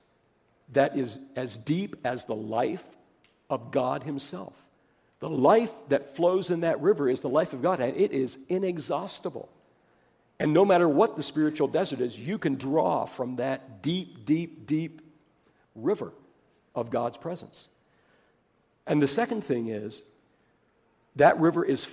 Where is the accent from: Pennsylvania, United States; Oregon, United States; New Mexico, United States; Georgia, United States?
Pennsylvania, United States; I come from Pennsylvania